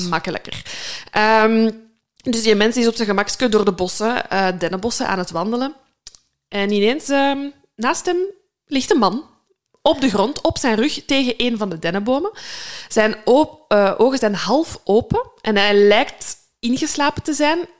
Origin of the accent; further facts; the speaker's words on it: Limburg, Flanders, Belgium; Als Limburger